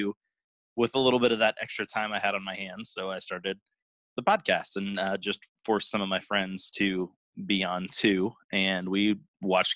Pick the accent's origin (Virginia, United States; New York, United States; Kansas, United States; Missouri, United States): Virginia, United States; Virginia Beach; also born or lived in Norfolk, Virginia; now in Indiana, United States; I live in Indiana now, but I grew up on the East Coast in like Virginia Beach and Norfolk